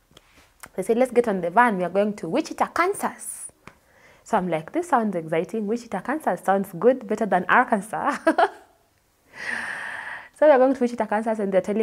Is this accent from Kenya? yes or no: yes; Kenya; moved away as an adult; also born or lived in Dallas, United States / New Jersey, United States; now in United States; I'm from Kenya